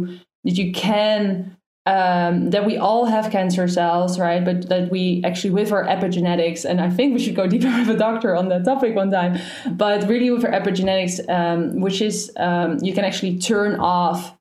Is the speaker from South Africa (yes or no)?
no; Netherlands; I'm from Holland. I'm Dutch.